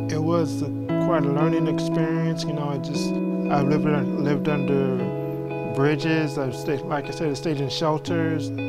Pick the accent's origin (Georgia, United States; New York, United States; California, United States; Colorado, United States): Colorado, United States; Colorado Springs; also born or lived in Chanute, Kansas; now in San Antonio, United States; Originally, I'm from Colorado Springs, Colorado. Moved to Chanute, Kansas with my adopted parents. And then from there, we moved here to San Antonio.